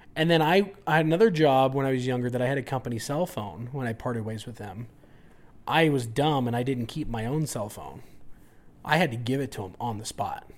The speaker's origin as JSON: {"language": "English", "region": "California", "country": "United States", "tie": "born or raised there", "moved": "yes", "lives_now": "Utah, United States", "said": "growing up in California"}